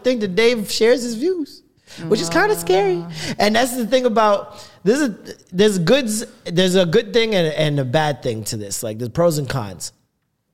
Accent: Jamaica; I'm Jamaican, I'm trying to put that extra syllable on it

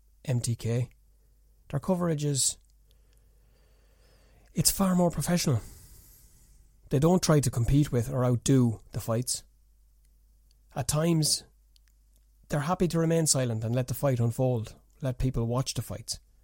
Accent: Ireland; I'm Irish

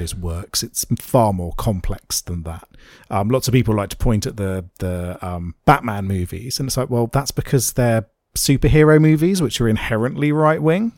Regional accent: United Kingdom; I am in fact an old British man.

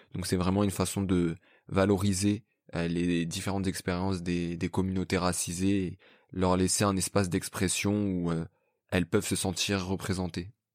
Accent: Paris, Île-de-France, France; je suis du 19e arrondissement de Paris

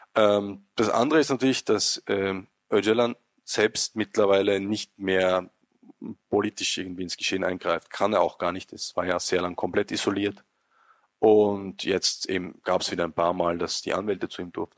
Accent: Austria; als Österreicher

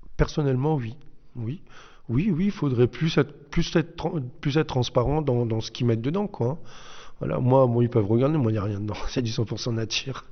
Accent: Haguenau, Grand Est, France; now in Reichsfeld, France; je suis originaire de Haguenau

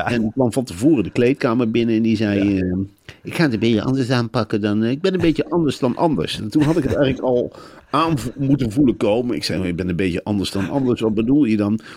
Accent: Arnhem, Gelderland, Netherlands; moved away; 1968 geboren in Velp.

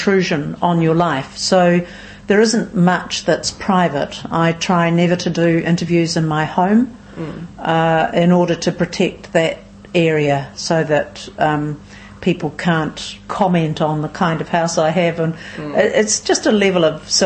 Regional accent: New Plymouth, Taranaki, New Zealand; also born or lived in Auckland / Wellington; now in Nelson, New Zealand; Born in New Plymouth originally, but spent most of my adult life in Auckland, 27 years or so in Auckland

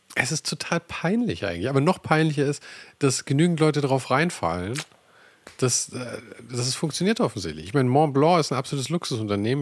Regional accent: Germany; bei uns in Deutschland

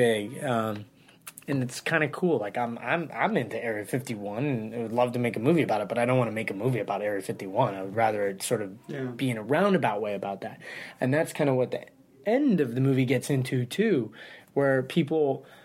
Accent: Santa Ynez, California, United States; also born or lived in Massachusetts / Los Angeles; I grew up in Santa Ynez, just north of Santa Barbara.

